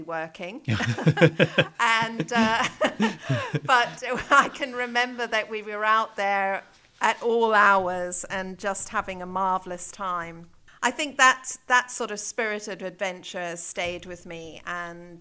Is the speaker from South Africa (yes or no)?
yes; South Africa; moved away as an adult; also born or lived in Zambia / Johannesburg, South Africa / Cape Town, South Africa / Pretoria, South Africa; now in Chester, United Kingdom; I was born in Zambia and had my early years there before we moved down to South Africa as a family. So most of my education has been in South Africa